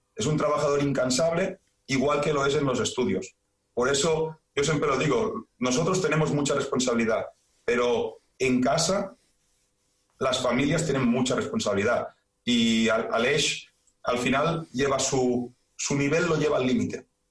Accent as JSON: {"language": "Spanish", "town": "Badalona", "region": "Catalonia", "country": "Spain", "said": "yo soy de Badalona"}